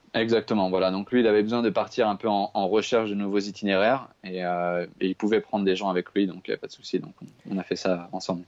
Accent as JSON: {"language": "French", "area": "Paris region", "region": "Île-de-France", "country": "France", "tie": "born or raised there", "moved": "yes", "said": "moi j'ai grandi à Paris, en fait, je, suis parisien de, base. Euh, j'ai grandi en région parisienne"}